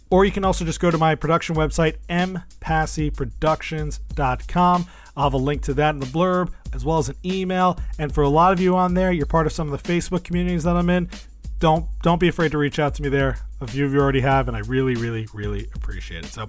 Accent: New York, United States; I'm from New York.

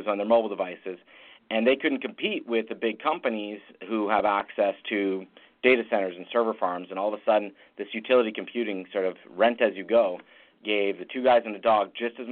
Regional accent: Ottawa, Ontario, Canada; born and raised in Ottawa, Canada

